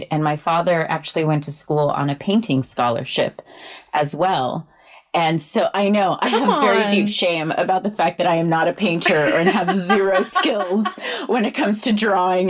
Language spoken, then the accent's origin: English; California, United States; I grew up in Cali